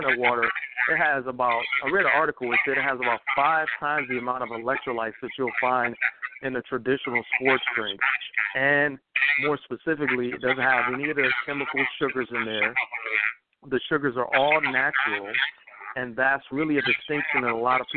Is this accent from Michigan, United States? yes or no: yes; Detroit, Michigan, United States; moved away; also born or lived in Georgia; I'm from Detroit, Michigan originally